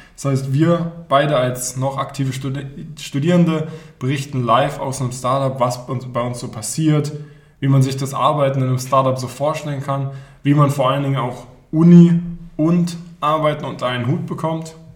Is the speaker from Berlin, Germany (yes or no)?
yes; Berlin, Germany; moved away as an adult; now in Baden-Württemberg, Germany; gebürtiger Berliner, bin dann hier in den Süden gezogen, um zu studieren